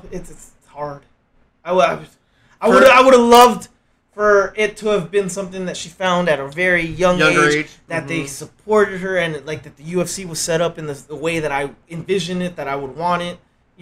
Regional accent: Canada; Nah, especially being a Canadian, I'm rooting for her.

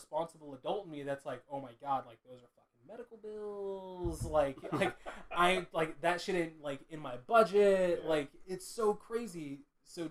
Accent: Westminster, California, United States; born or raised there

